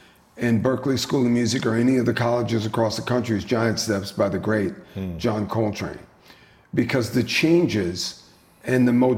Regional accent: Louisiana, United States; growing up in the South in Louisiana

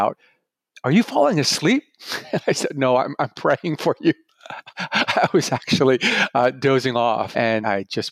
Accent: Canada; also born or lived in Tokyo, Japan; I'm originally from Tokyo, Japan, but was raised primarily in Canada.

